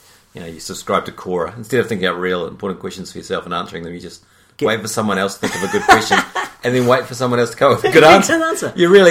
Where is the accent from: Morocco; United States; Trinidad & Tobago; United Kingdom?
United Kingdom; England; I'm English, I can say it however I like.